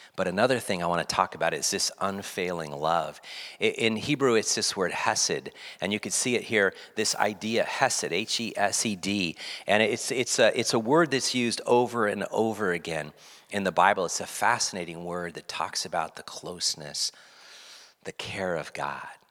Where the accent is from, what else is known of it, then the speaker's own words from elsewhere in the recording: West Coast, United States; growing up on the West Coast, being around the Rockies, Sierra Nevada is up here in the Cascades